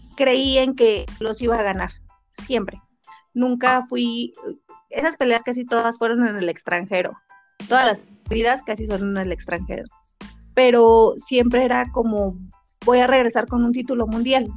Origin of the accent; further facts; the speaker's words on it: San Juan del Río, Querétaro, Mexico; now in Tlalnepantla de Baz, Mexico; soy originaria de San Juan del Río Querétaro, pero represento orgullosamente al municipio de Clanepancla de Vaz